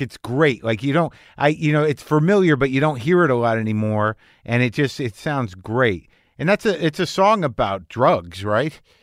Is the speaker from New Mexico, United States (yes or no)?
yes; Albuquerque, New Mexico, United States; I grew up in Albuquerque, New Mexico